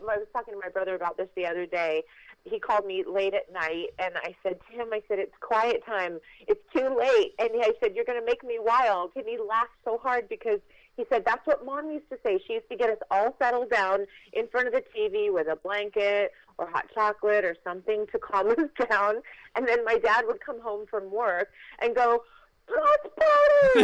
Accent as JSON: {"language": "English", "town": "Los Angeles", "region": "California", "country": "United States", "tie": "born or raised there", "said": "we were living in Los Angeles"}